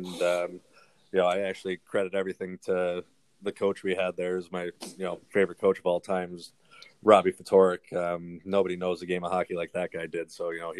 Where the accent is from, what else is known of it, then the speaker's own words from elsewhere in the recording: between Windsor and Plymouth, Michigan, United States; Even being American, obviously, you're more pushed towards college hockey. But my dad used to take me to Windsor Spitfire games and Plymouth Whaler games since I kind of lived in the middle of both of them.